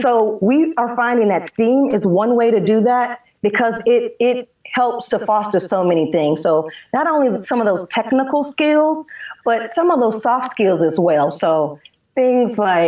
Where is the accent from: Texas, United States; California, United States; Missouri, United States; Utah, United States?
Missouri, United States; St. Louis; now in Atlanta, United States; I'm from St. Louis